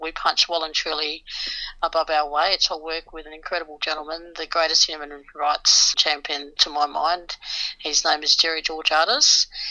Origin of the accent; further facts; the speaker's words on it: Western Australia, Australia; In Western Australia, my home state